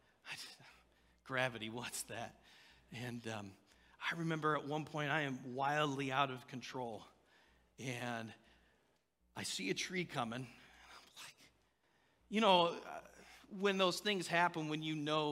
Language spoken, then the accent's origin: English; Indiana, United States; I was born and raised in Indiana